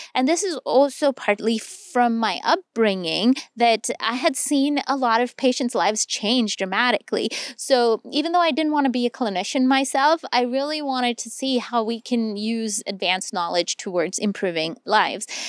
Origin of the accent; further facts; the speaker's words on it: Delhi, India; moved away as an adult; now in United States; my hometown in Delhi